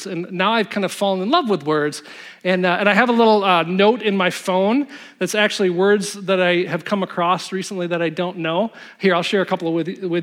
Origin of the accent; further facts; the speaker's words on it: Zeeland, Michigan, United States; I grew up in Zealand